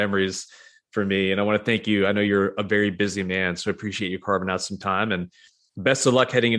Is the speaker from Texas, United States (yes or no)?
no; New York side of the Vermont border, United States; I grew up on the New York side of the Vermont border, but spent a lot of time in Bennington growing up as a kid.